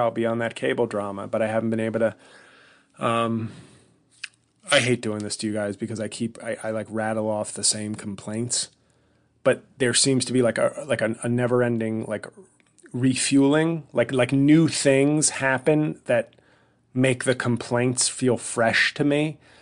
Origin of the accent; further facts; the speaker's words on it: New York City, New York, United States; moved away as an adult; now in New Jersey, United States; in New York City, my hometown